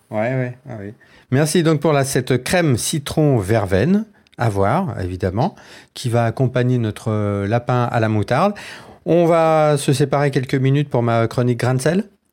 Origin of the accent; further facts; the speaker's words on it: Dauphiné, Auvergne-Rhône-Alpes, France; now in Paris, France; je viens du Dauphiné